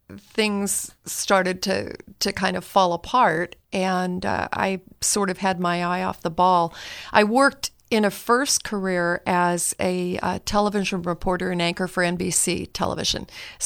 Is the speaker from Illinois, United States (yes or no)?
no; Palo Alto, California, United States; Well, you know, I grew up in Northern California, one of three kids, the middle child, lived in Palo Alto.